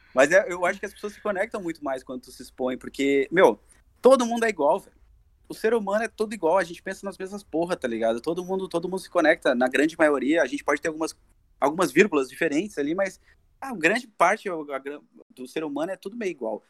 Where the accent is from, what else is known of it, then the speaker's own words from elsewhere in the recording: Brazil; A gente é brasileiro